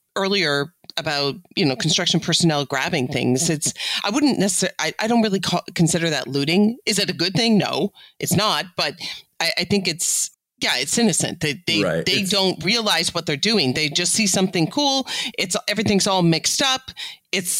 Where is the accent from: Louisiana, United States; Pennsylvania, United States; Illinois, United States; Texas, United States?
Illinois, United States; I'm from Illinois